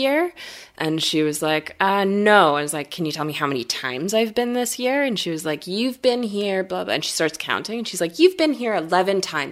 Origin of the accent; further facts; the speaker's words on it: Canada; as a Canadian, I'm also not like a proud Canadian